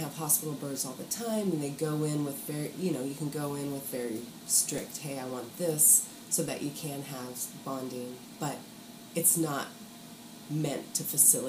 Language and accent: English; Mississippi, United States; also born or lived in Kentucky; And then by the time I was school age, we were in Mississippi.